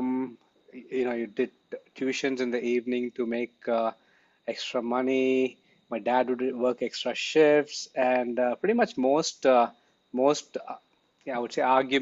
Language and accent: English; Chennai, Tamil Nadu, India; moved away as an adult; also born or lived in Coimbatore / New York; I come from Chennai